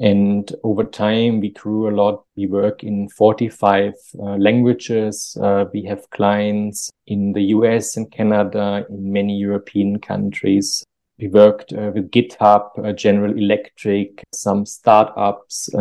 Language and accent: English; Germany; also born or lived in Munich; I'm from Germany, and originally I studied computer science in Munich